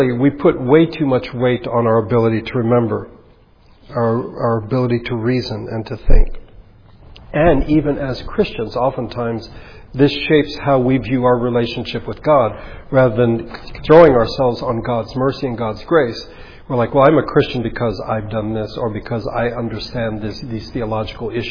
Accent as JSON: {"language": "English", "country": "United States", "said": "as Americans"}